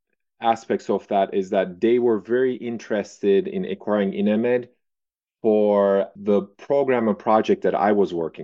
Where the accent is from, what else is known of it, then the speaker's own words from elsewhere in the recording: Turkey; moved away as an adult; also born or lived in Santa Barbara, California, United States; I was born and raised in Turkey